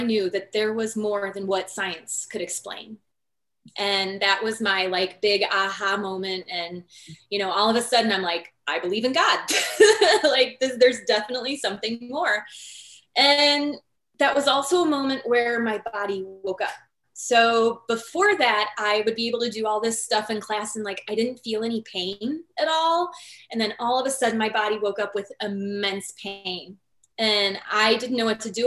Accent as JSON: {"language": "English", "region": "Northwest Indiana", "country": "United States", "said": "I'm from Northwest Indiana. I grew up in a family that didn't know that like chiropractic existed"}